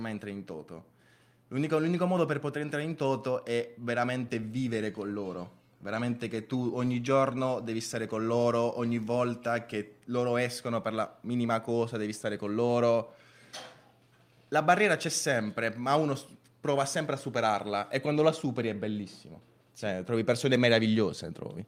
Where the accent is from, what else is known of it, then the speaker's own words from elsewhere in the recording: Venezuela; now in Bari, Italy; sono nato in Venezuela e mi sono trasferito in Italia eh, ormai 11 anni fa